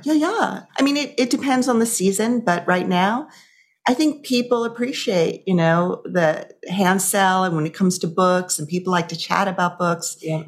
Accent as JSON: {"language": "English", "town": "Amagansett", "region": "New York", "country": "United States", "tie": "born or raised there", "said": "I grew up in Amagansett"}